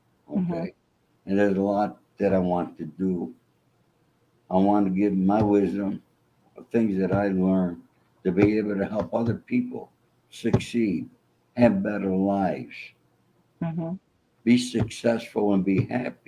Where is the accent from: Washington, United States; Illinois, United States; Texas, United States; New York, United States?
New York, United States; New York City; I was not a child like most of these kids in Brooklyn who were in the neighborhood